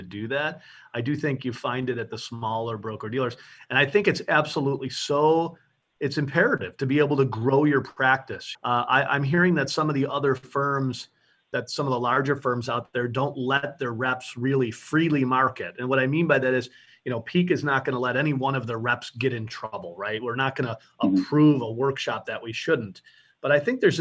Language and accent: English; Buffalo, New York, United States; also born or lived in South Florida; I'm from Buffalo, New York.